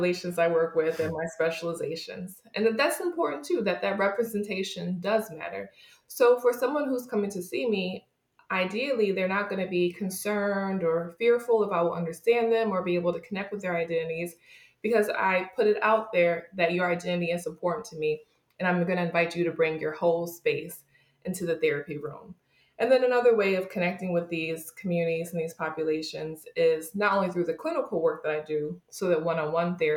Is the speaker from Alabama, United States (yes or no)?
no; New York, United States; I was growing up in New York State, but my family is originally from West Virginia.